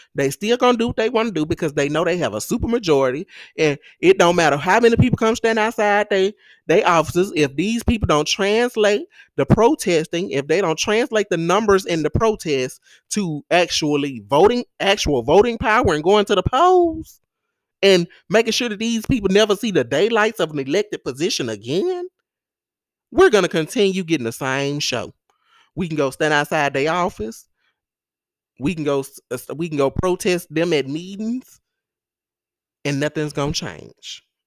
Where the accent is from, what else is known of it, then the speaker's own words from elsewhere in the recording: Greenwood, Mississippi, United States; also born or lived in Memphis, Tennessee; I'm originally from Greenwood in the Mississippi Delta, and pretty much I grew up here